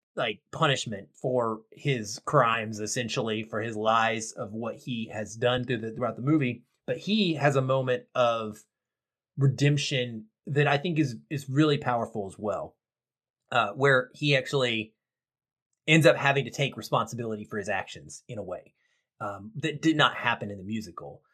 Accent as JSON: {"language": "English", "region": "the South", "country": "United States", "tie": "born or raised there", "said": "I grew up in the South and not in the 70s, but in the 80s and the 90s"}